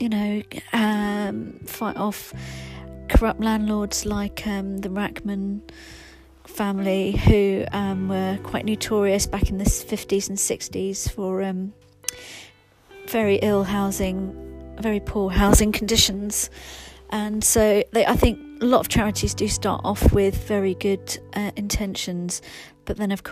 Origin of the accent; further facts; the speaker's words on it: London, United Kingdom; As a Londoner myself